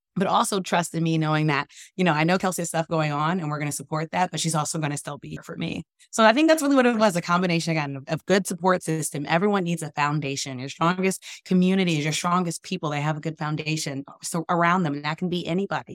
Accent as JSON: {"language": "English", "town": "Washington", "region": "District of Columbia", "country": "United States", "tie": "born or raised there", "said": "growing up in Washington, D C, our nation's capital"}